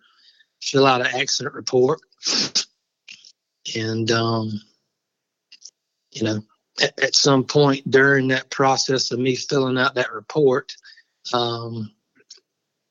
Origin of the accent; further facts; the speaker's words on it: Barnwell, South Carolina, United States; I grew up in Barnwell, which is where I am now.